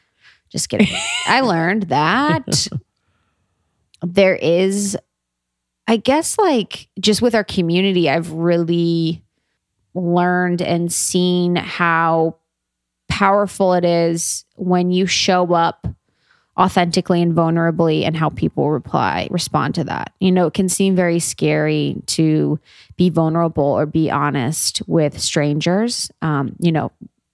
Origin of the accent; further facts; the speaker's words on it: Cincinnati, Ohio, United States; moved away; I'm a girl from Ohio